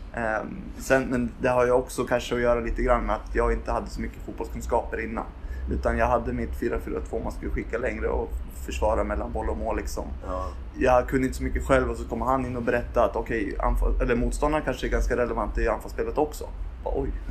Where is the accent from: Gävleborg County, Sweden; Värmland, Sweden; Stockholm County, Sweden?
Gävleborg County, Sweden; Gävle; moved away as an adult; now in Uppsala, Sweden; jag är född på Akis, men när jag var två så flyttade jag till Gävle